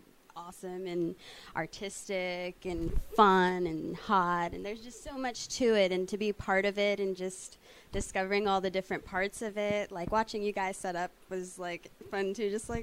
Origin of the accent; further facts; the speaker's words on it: New York City, New York, United States; also born or lived in Washington, D.C.; now in Los Angeles, United States; I grew up in New York City. I moved over here from Washington, D.C. as soon as I graduated high school.